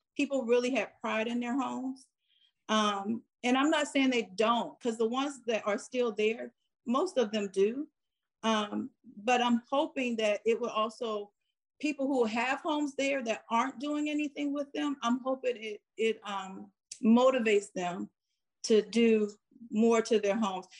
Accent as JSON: {"language": "English", "town": "Farrell", "region": "Pennsylvania", "country": "United States", "tie": "born or raised there", "moved": "yes", "said": "when I grew up in Farrell, everyone was working."}